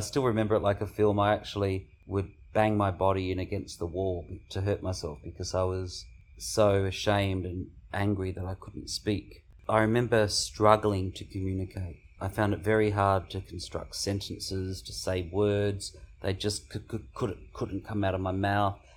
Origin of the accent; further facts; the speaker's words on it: Mildura, Victoria, Australia; I was born in Mildura in nineteen seventy, and I grew up on a grape property.